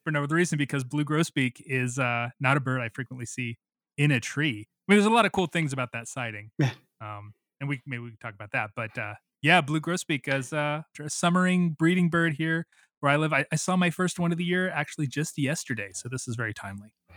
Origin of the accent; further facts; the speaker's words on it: Missouri, United States; also born or lived in the Triangle, North Carolina; now in Guilford County, North Carolina, United States; Back when I grew up in Missouri